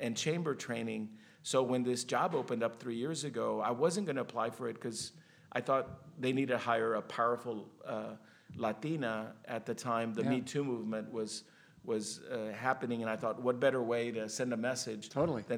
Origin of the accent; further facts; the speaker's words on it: Rio Grande Valley, Texas, United States; also born or lived in Austin, Texas; I'm from Texas, born and raised in what is known as the Rio Grande Valley